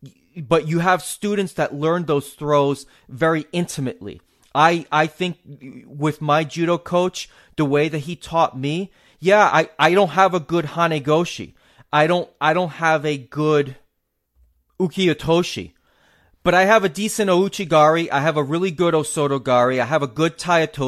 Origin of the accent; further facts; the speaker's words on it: New England, United States; I'm a New England native.